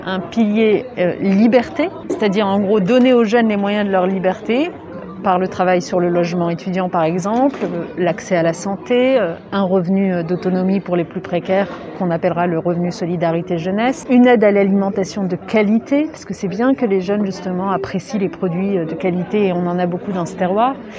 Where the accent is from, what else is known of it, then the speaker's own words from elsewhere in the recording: Lyon, Auvergne-Rhône-Alpes, France; je suis lyonnaise à la base